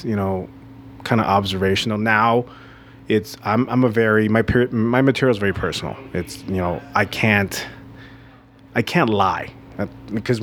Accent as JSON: {"language": "English", "town": "Vancouver", "region": "British Columbia", "country": "Canada", "also_born_or_lived": "Taiwan", "said": "I'm from Vancouver, British Columbia."}